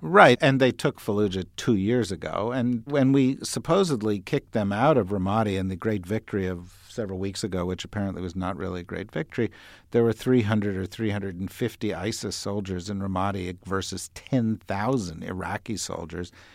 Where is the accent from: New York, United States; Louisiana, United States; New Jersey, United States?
New Jersey, United States; I grew up in New Jersey